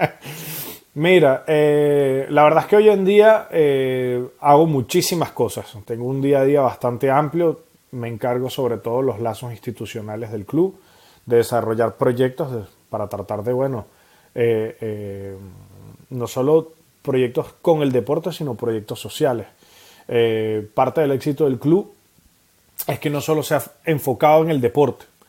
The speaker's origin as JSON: {"language": "Spanish", "country": "Venezuela", "moved": "yes", "lives_now": "Montpellier, France", "said": "como buenos venezolanos que somos, comiendo arepas"}